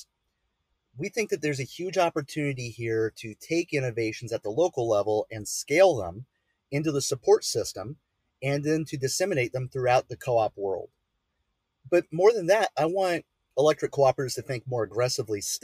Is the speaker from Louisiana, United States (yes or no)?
no; Illinois, United States; moved away; I'm from Illinois originally